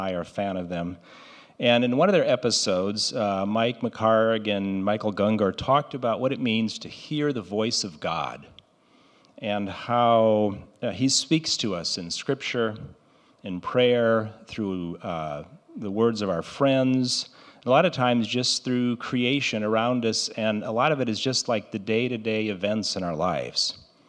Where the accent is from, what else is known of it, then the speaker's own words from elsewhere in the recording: Brazil; Most of you know I grew up in Brazil, where my parents were missionaries